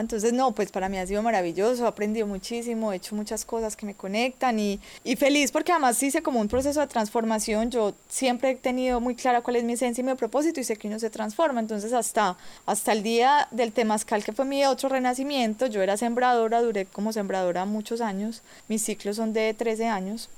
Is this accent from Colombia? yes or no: yes; Quindío, Colombia; also born or lived in Medellín; yo vengo de Colombia, el Quindío, la región cafetera.